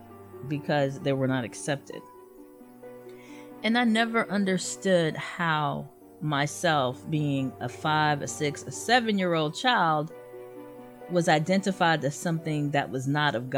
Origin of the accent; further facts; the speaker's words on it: the South, United States; Growing up in the South, especially when you have a very religious Southern family